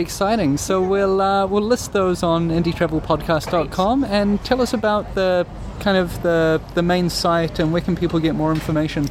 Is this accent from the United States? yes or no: no; New Zealand; coming from New Zealand